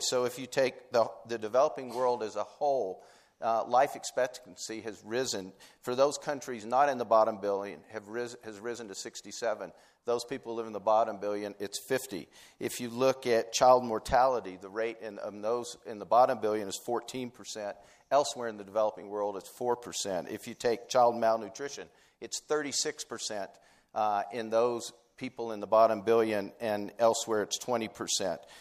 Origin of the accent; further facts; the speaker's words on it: Tennessee, United States; I was from Tennessee